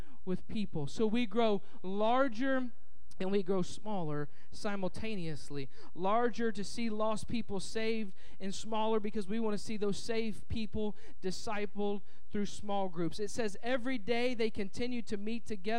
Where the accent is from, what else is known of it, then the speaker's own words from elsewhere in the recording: Indianapolis, Indiana, United States; moved away; I'm from Indianapolis, Indiana, and it's a big convention town